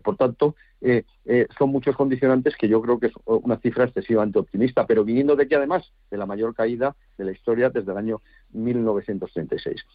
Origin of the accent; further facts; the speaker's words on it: Spain; Yo como español